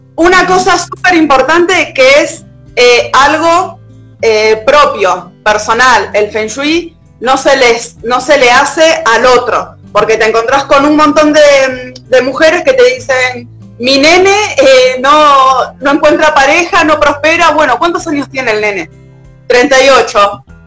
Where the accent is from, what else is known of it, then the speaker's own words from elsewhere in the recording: Lavallol, Buenos Aires Province, Argentina; moved away as an adult; now in El Bolsón, Argentina; Vivo en el Bolsón, yo en realidad soy de Lavallón, hace ya 11 años que vivo acá